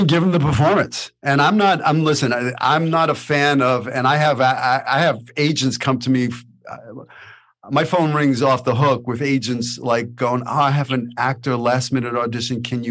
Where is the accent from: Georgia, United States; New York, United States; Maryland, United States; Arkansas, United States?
New York, United States; moved away; I'm an actor from New York